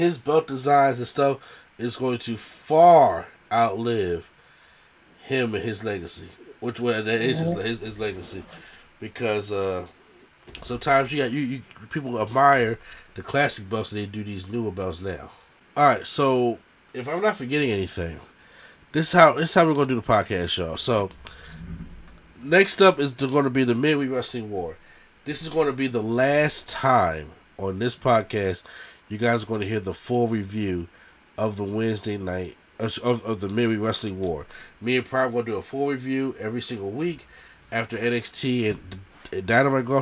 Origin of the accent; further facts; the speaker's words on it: Philadelphia, Pennsylvania, United States; my home state, city of Philadelphia